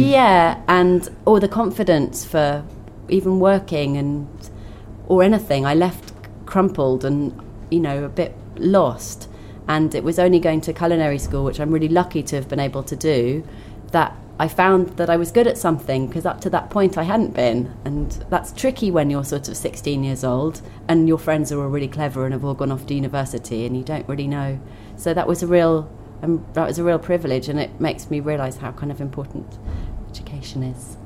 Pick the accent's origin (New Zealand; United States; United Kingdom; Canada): United Kingdom; Twickenham, London; I grew up in Twickenham